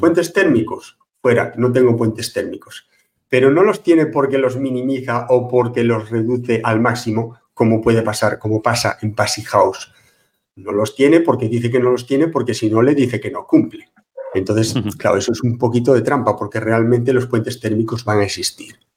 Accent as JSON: {"language": "Spanish", "town": "Pontevedra", "region": "Galicia", "country": "Spain", "said": "Colegio de Aparejadores de Pontevedra, de donde soy yo"}